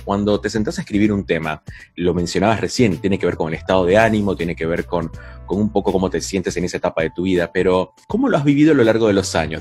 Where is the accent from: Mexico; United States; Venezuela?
Venezuela; en Venezuela, mi país natal